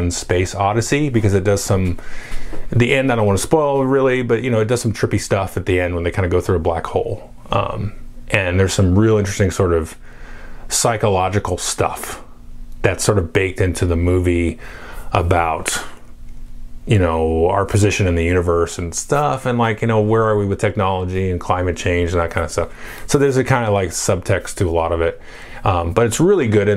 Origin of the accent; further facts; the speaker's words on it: United States; I grew up in America in the 80s